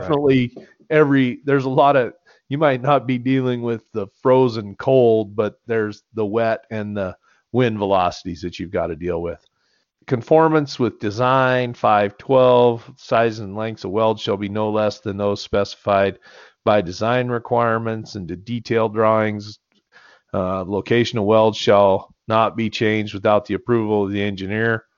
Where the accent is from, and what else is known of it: United States; born or raised there